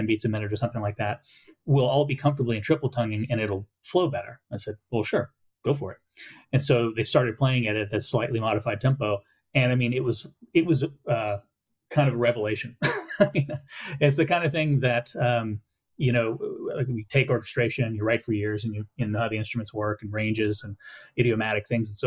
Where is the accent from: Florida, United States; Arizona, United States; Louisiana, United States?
Louisiana, United States; Southwest; I grew up in Southwest Louisiana